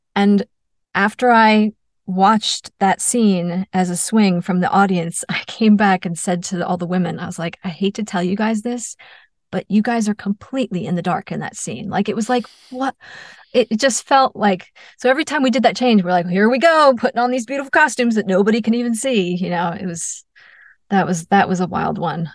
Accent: New York, United States; I'm from New York

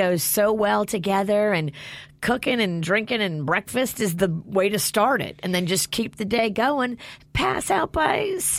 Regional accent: New Orleans, Louisiana, United States; moved away; growing up in New Orleans

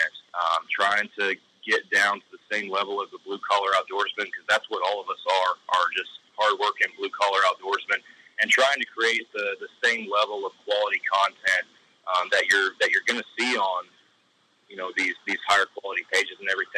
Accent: Texas, United States; I'm from Texas

